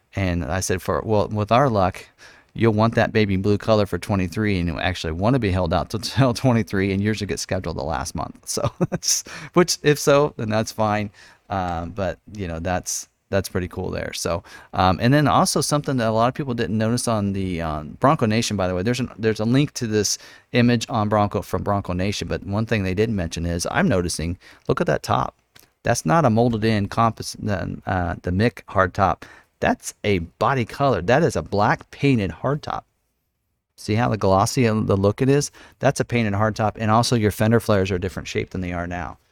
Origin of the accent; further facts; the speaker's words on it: Lawrence, Kansas, United States; born and raised in Lawrence, Kansas, Jayhawk Country